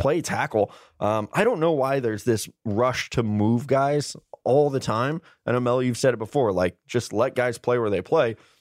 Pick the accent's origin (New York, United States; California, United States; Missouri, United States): Missouri, United States; I'm from Missouri